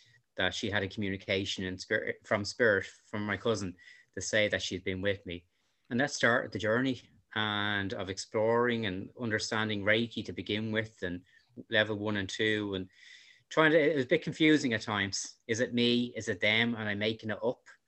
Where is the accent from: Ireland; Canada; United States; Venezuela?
Ireland; Dublin, Leinster; I'm from Dublin